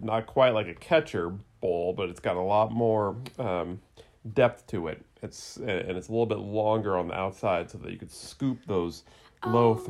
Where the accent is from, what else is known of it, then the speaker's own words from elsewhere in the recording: California, United States; back in 1989, when I was 11, and I was growing up in California